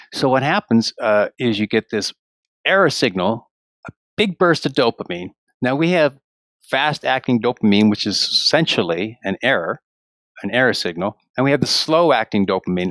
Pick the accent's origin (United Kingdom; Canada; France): Canada; moved away as an adult; now in Ashland, United States; I'm from Canada. I did most of my public school teaching up in Canada